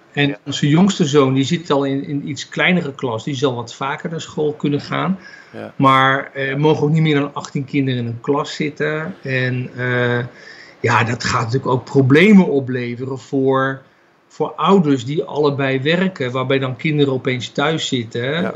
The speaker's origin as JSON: {"language": "Dutch", "country": "Netherlands", "moved": "yes", "lives_now": "Israel", "said": "als Nederlanders"}